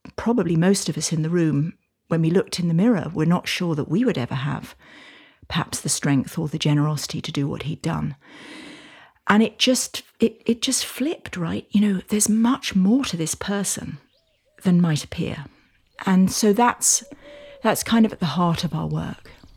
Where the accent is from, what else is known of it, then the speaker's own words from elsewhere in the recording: United Kingdom; now in United States; I now live in the States, although you can probably tell from my accent that I'm from the U K